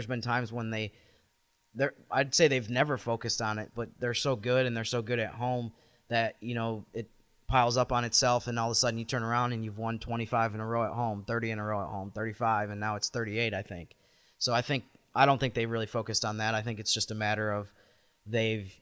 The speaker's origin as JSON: {"language": "English", "town": "Syracuse", "region": "New York", "country": "United States", "said": "I'm from Syracuse area"}